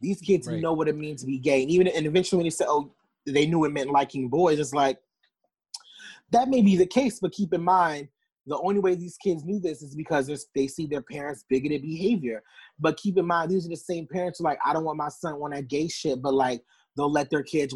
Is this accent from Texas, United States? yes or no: no; Newark, New Jersey, United States; also born or lived in East Orange, New Jersey; I am born and raised in Newark. You can tell I'm from there because I say Newark instead of Newark